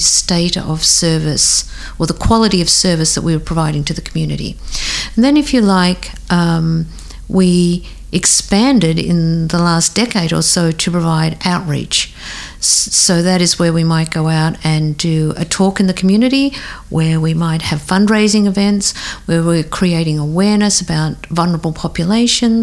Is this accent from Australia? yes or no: yes; Australia; now in Japan; I'm from Australia